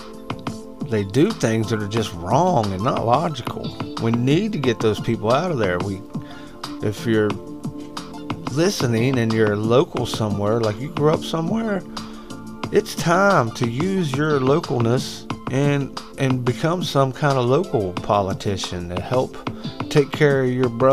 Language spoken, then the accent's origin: English; West Virginia, United States; moved away; I'd have to go back to West by God, Virginia to run for some kind of office on people I know